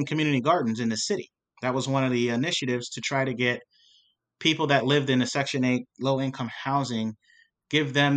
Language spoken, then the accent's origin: English; York, Pennsylvania, United States; I grew up here in York in the African-American community